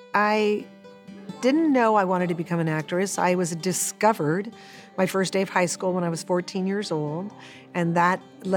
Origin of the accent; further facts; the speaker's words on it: Los Angeles, California, United States; I was born and raised in Hollywood, California, and my dad was Bulgarian and my mom was Greek, and they met in New York and moved to California after they got married.